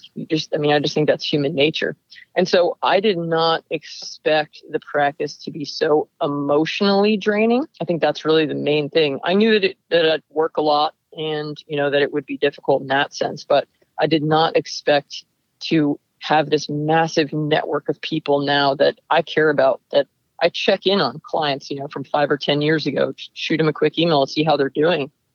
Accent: Lake Peekskill, New York, United States; now in Livermore, United States; The name of the town I grew up in is called Lake Peekskill.

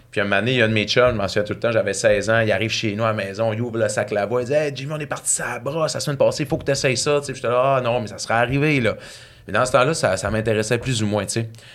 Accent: Saguenay, Quebec, Canada; now in Saint-Lazare, Canada; je viens du Saguenay, euh, d'une petite ville à côté de Chicoutimi qui s'appelle Ville-de-l'Abbé

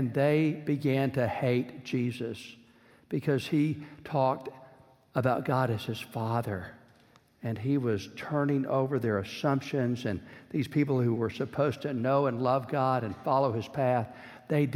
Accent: Georgetown, Texas, United States; when I was growing up in Central Texas

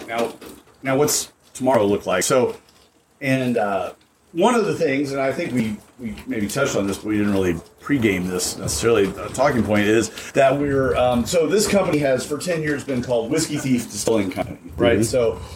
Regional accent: Western Kentucky, United States; I'm from Western Kentucky originally

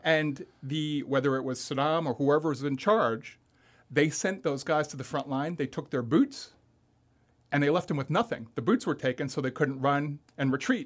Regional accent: Long Island, New York, United States; moved away as an adult; also born or lived in Manhattan, New York; now in Florida, United States; I grew up on Long Island, New York

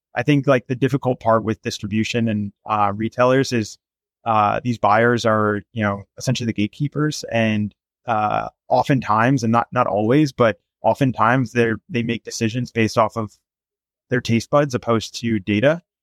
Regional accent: Los Angeles, California, United States; I'm from Los Angeles, and I'm a digital marketer

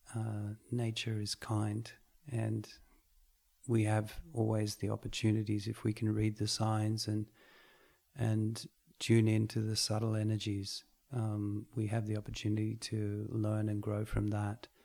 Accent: Australia; I grew up in Australia eating meat pies and and Boston buns and coffee

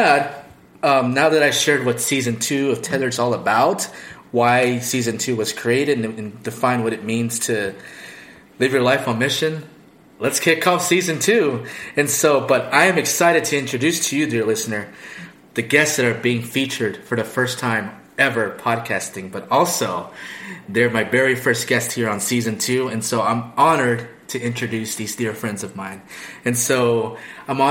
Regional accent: California, United States; I'm from California.

